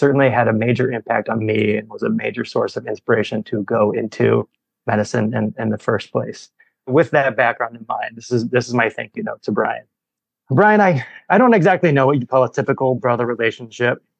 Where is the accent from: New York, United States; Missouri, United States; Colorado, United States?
Missouri, United States; St. Louis; now in Chicago, United States; I grew up in St. Louis